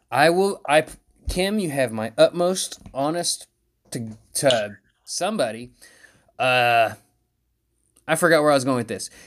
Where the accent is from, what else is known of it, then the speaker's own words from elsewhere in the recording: West Virginia, United States; I'm from West Virginia.